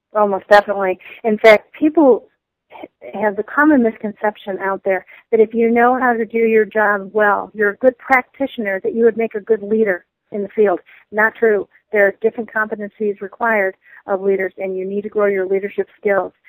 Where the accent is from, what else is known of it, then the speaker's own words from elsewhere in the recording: Michigan, United States; I come from the Midwest uh, I'm from Michigan.